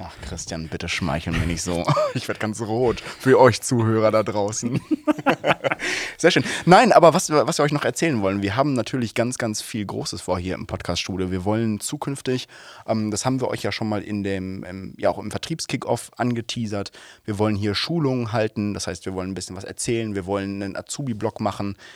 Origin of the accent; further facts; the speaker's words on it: Soest, North Rhine-Westphalia, Germany; als gebürtiger Soester